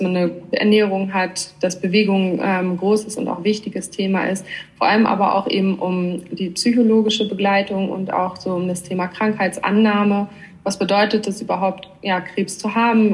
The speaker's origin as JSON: {"language": "German", "region": "Northern Germany", "country": "Germany", "also_born_or_lived": "Hamburg", "moved": "as an adult", "lives_now": "Switzerland", "said": "Ich komme eigentlich aus Norddeutschland"}